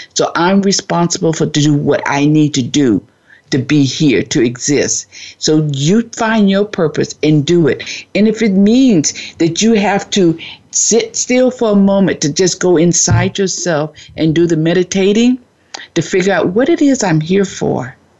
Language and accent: English; Florida, United States; now in California, United States; I'm originally from Florida and I'm out in California all by myself